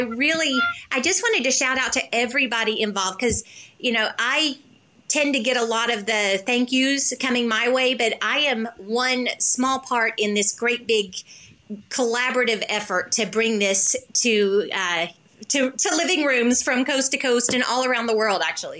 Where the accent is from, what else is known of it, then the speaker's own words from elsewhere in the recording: the South, United States; I'm from the South